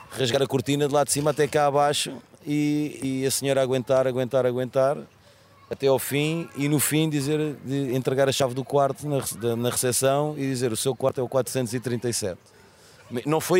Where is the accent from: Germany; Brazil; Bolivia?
Germany; born there; eu nasci aqui na Alemanha, mas meus pais são portugueses.